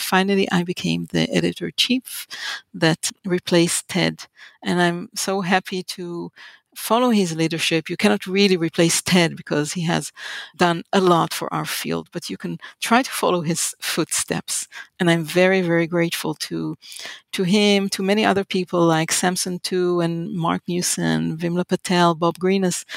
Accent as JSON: {"language": "English", "town": "Haifa", "region": "Haifa District", "country": "Israel", "tie": "born or raised there", "moved": "as an adult", "said": "I was born in Israel and in the city called Haifa"}